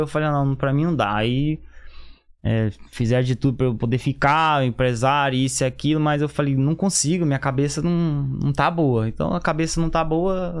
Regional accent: Campo Grande, Mato Grosso do Sul, Brazil; moved away; also born or lived in São Paulo; nascido em São Paulo, criado em Campo Grande, Mato Grosso do Sul

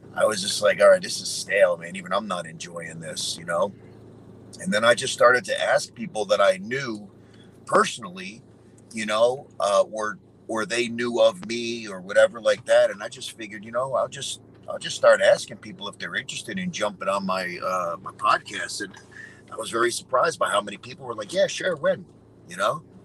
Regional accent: New York, United States; I'm from New York

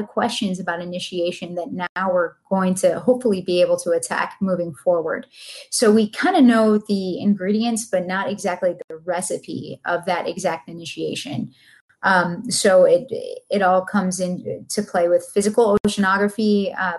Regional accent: Buffalo, New York, United States; now in Sarasota, United States; I'm from Buffalo

